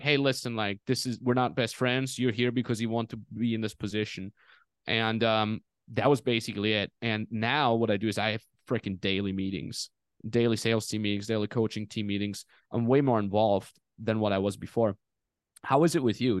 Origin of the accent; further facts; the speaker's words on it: Austria; moved away; also born or lived in Los Angeles; Austria, my home country.